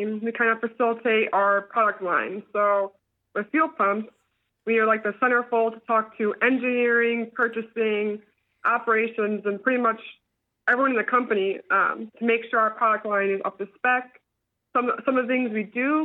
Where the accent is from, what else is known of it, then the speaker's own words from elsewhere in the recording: Ohio, United States; moved away as an adult; I'm originally from Ohio